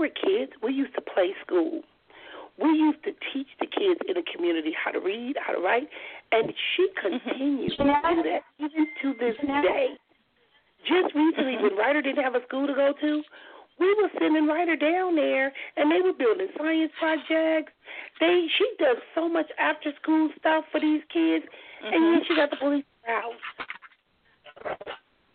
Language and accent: English; Compton, California, United States; moved away as an adult; also born or lived in Oceanside, California; Compton because that's where I grew up